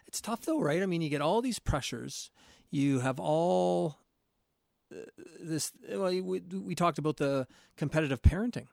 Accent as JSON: {"language": "English", "town": "St. Catharines", "region": "Ontario", "country": "Canada", "tie": "born or raised there", "said": "growing up in the South of Saint Catharines"}